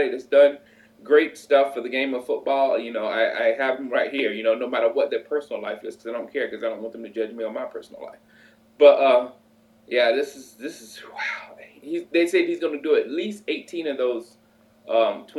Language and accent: English; South Carolina, United States; moved away; also born or lived in Chicago; I come from South Carolina.